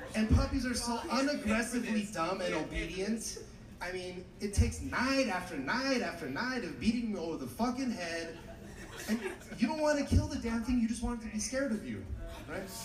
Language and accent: English; Los Angeles, California, United States; I'm from Los Angeles.